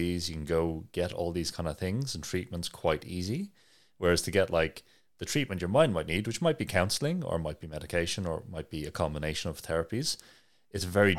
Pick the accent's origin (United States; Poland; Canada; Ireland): Ireland; where I'm from Ireland, there's a big focus on mental health activism